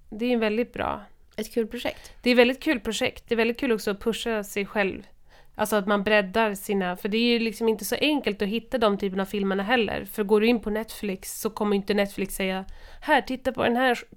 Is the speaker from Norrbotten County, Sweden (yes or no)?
yes; Kiruna, Norrbotten County, Sweden; jag kommer från Kiruna.